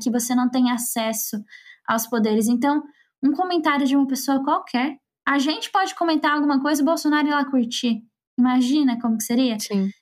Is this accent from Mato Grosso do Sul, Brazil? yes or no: yes; Campo Grande, Mato Grosso do Sul, Brazil; eu sou lá de Campo Grande